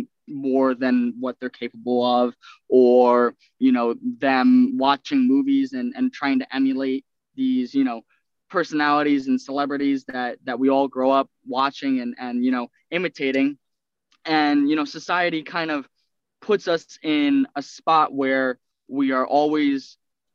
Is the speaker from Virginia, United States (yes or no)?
no; Centereach, New York, United States; I was born on Long Island, town of Center Reach